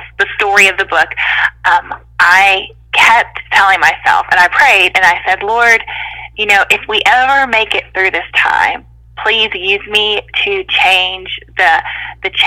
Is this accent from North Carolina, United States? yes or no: yes; North Carolina, United States; moved away as an adult; also born or lived in Mississippi; I grew up in North Carolina